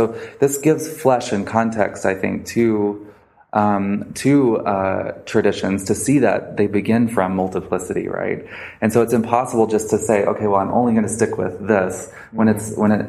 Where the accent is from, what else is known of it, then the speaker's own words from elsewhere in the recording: Little Rock, Arkansas, United States; I grew up in the South of the United States, right? And I went to school at Little Rock Central High School